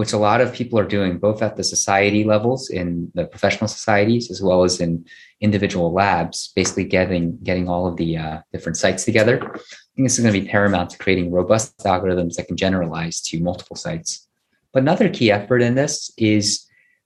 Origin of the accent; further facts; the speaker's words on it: United States; I'm Korean American